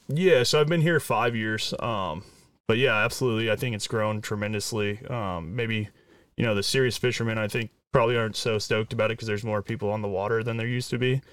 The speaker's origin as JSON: {"language": "English", "area": "Orange County", "region": "California", "country": "United States", "tie": "born or raised there", "said": "I grew up down south in Orange County"}